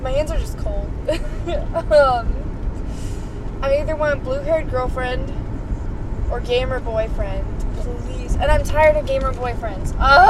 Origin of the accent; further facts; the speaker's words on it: Ohio, United States; I've been stuck in Ohio my whole life. Not Dayton, specifically. I've only been stuck in Dayton for 2 years